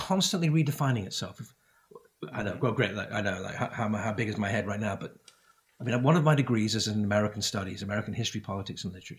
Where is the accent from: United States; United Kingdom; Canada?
United Kingdom; I grew up in Great Britain. Great Britain's a great country